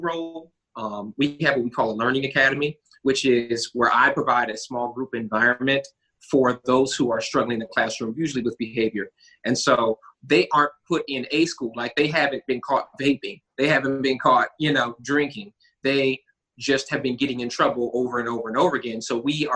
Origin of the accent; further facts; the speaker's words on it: Huntsville, Alabama, United States; I was born, mostly raised here in Huntsville, Alabama